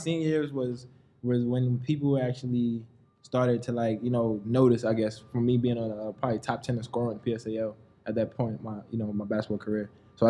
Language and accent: English; New York City, New York, United States; also born or lived in Brooklyn / Manhattan; I was born in Brooklyn. I grew up in the Bronx.